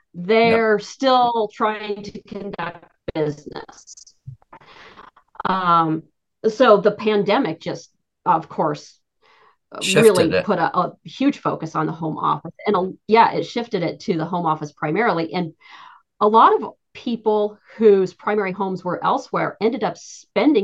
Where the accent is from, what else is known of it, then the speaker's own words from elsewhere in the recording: Jackson, Wyoming, United States; now in Scottsdale, United States; I grew up as a skier, obviously, growing up in Jackson Hole.